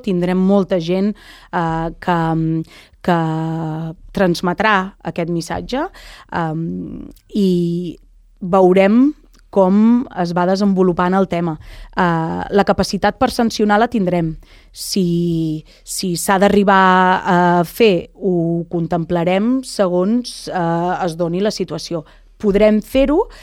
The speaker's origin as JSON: {"language": "Catalan", "town": "Lloret de Mar", "region": "Catalonia", "country": "Spain", "tie": "born or raised there", "said": "jo vaig néixer i créixer a Lloret, ai, a Canyelles"}